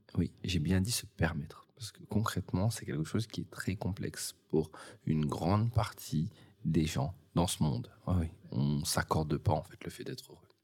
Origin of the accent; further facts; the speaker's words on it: the North, Hauts-de-France, France; je viens du Nord, donc ce euh, c'est pas non plus euh, le lieu où il fait le plus beau.